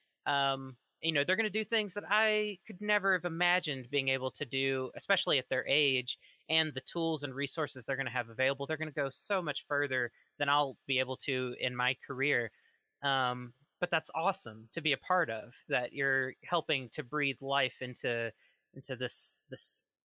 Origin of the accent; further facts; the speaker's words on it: Mississippi, United States; My home state is actually Mississippi, one of the most conservative, prohibitionist heavy places in the United States